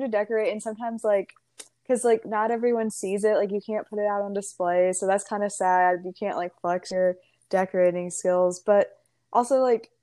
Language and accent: English; Huntsville, Alabama, United States; I'm from Huntsville, Alabama as well